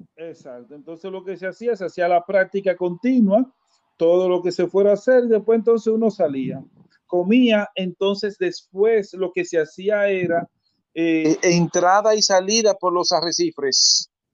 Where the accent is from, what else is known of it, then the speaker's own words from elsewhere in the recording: Santo Domingo, Distrito Nacional, Dominican Republic; moved away as an adult; also born or lived in San Francisco de Macorís; now in Nagua, Dominican Republic; yo nací en San Francisco, me declararon en Cercedo, me crié en Santo Domingo y ahora vivo en Nagua